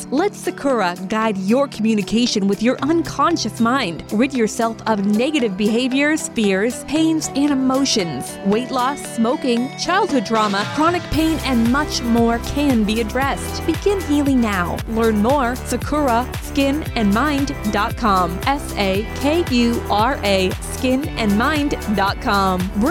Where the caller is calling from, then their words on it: Arch Cape, Oregon, United States; I am in Arch Cape, Oregon right now